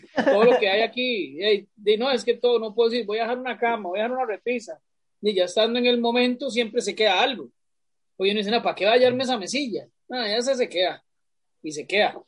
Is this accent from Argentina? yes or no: no; Costa Rica; moved away; Pero aunque ya yo no vivo en Atillo, yo para mí yo soy de Atillo